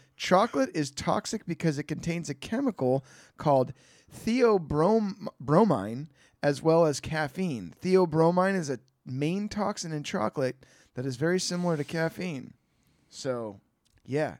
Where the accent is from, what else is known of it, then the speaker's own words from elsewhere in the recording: Bay Area, California, United States; I'm from the Bay Area